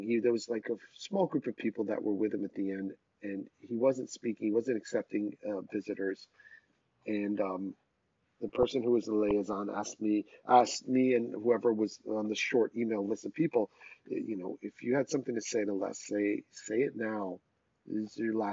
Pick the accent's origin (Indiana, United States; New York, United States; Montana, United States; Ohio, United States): New York, United States; Rockland County; moved away as an adult; also born or lived in Boston; when I was growing up in Rockland County outside of New York